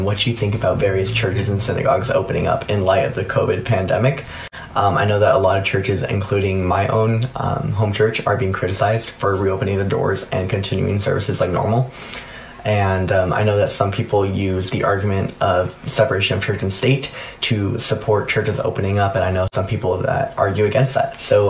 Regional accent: Rancho Cucamonga, California, United States; I'm 17 years old and I'm from Ranch Cucamonga, California.

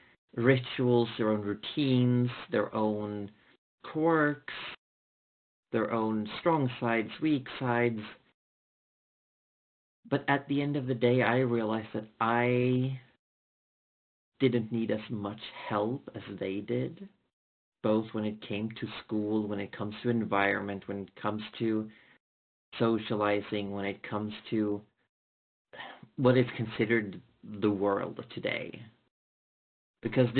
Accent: Sweden; I'm from Sweden. I didn't fit in a regular Swedish high school

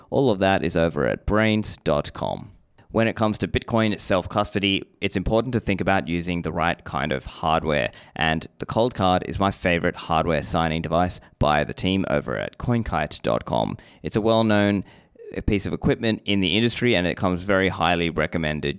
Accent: Sri Lanka; I was born in Sri Lanka

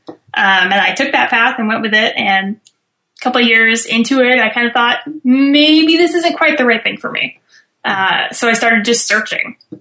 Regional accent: Bay Area, California, United States; also born or lived in Santa Cruz Mountains; I'm from California originally, from the Bay Area

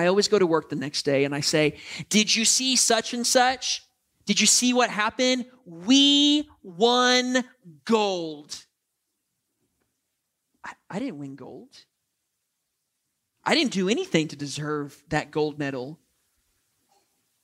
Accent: United States; I love being an American

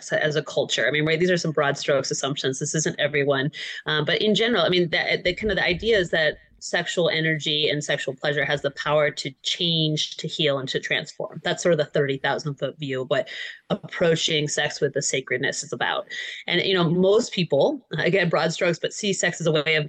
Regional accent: Michigan, United States; Michigan girl

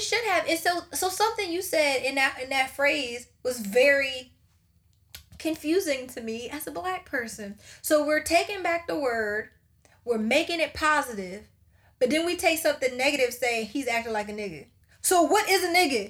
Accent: Charleston, South Carolina, United States; we're from Charleston, South Carolina. We are from the hub of slavery

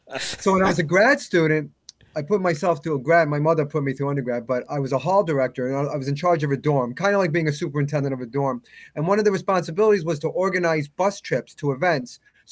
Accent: New York, United States; we're from New York.

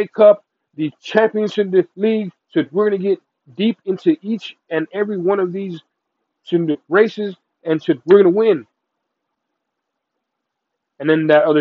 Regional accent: Texas, United States; I watched the game here in Texas, because I'm from Texas

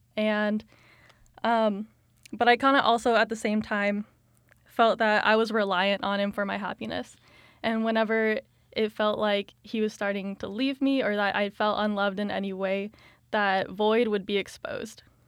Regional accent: Colorado Springs, Colorado, United States; moved away as an adult; now in Kansas, United States; I grew up in Colorado Springs, Colorado.

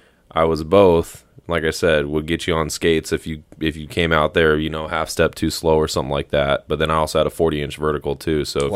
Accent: the South, United States; You know, I grew up in the South. Like, there's a church on every corner, Bible Belt, like all that stuff.

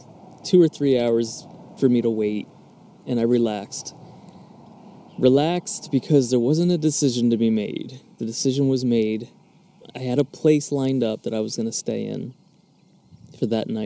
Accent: Philadelphia, Pennsylvania, United States; moved away; I'm from Philadelphia area

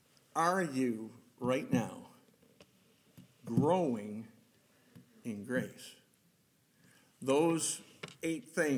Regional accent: Rochester, United States; I was born and raised in Rochester.

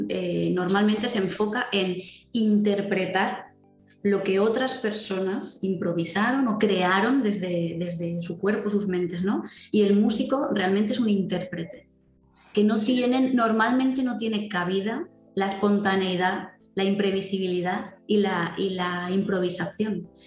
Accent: Valencia, Valencian Community, Spain; yo soy de Valencia

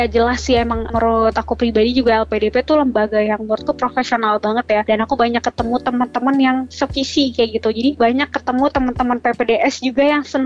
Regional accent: Jakarta, Indonesia; born there; aku kan lahir di RSCM ya

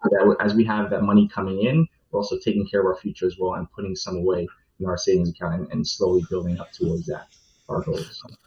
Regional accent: New York, United States; born and raised in New York, and I have a Caribbean uh, background as well.

